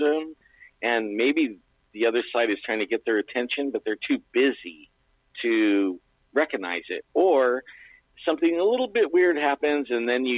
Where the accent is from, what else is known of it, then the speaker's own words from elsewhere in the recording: Yosemite, California, United States; I grew up in Yosemite